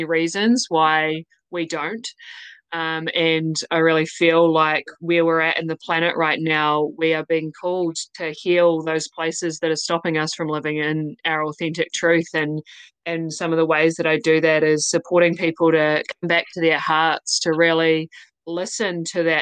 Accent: New Zealand; accent: New Zealand; I'm in New Zealand. That's my accent.

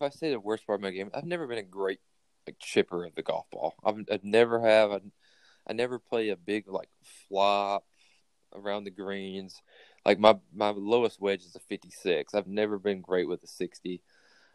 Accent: Kernersville, North Carolina, United States; I grew up just outside of Wake Forest in a place called Kernersville

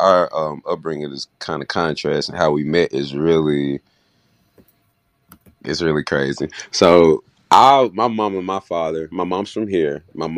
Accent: Memphis, Tennessee, United States; And so, I moved to Memphis around the third grade to help my mom moved here, funny as it is, to help my grandma, who's had a beauty shop here for about 30, 40 years.

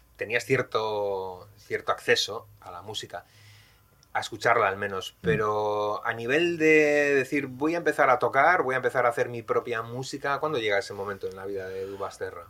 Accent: Bilbao, Basque Country, Spain; yo también soy de Bilbao

